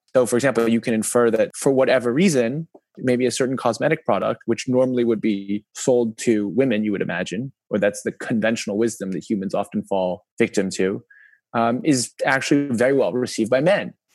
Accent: New York, United States; moved away as an adult; now in China; I actually grew up in America. My hometown is New York

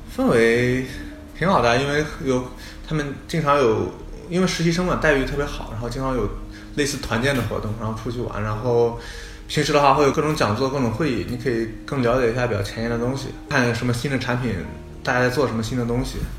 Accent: Shandong, China; moved away as an adult; now in United States; 我们山东人是儒家思想

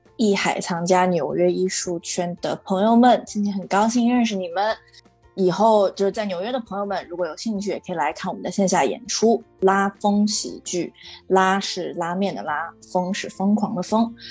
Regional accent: Beijing, China; moved away as an adult; also born or lived in Shaanxi; now in New York, United States; 我在嗯。北京长大嘛

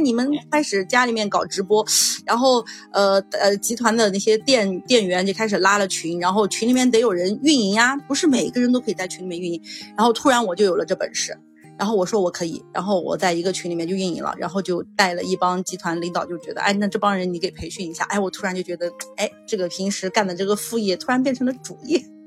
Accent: Yunnan, China; 因为我是云南人，我觉得我们云南还是 不流行的

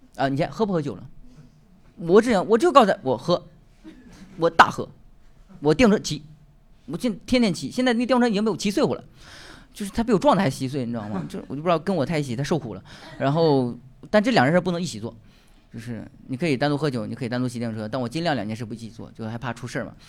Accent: Northeast China, China; accent: Northeastern; 用我们东北话说

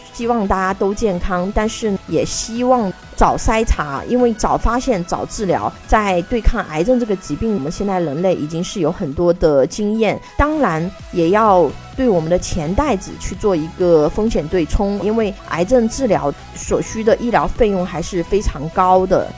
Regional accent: China; 我们中国人民

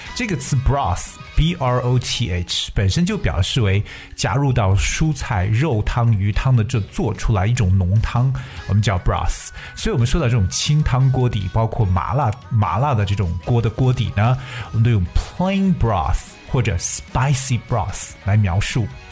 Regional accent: China; 我们中国人一旦聚在一起呢，少不了的就是各种各样的大吃大喝

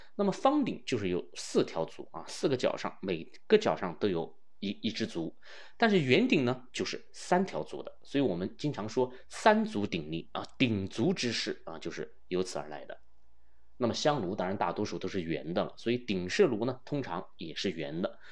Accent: China; 我们中国人使用忍冬的这个逆时非常地悠久啊

